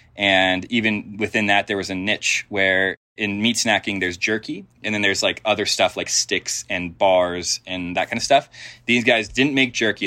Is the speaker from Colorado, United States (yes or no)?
yes; Denver, Colorado, United States; I grew up in Denver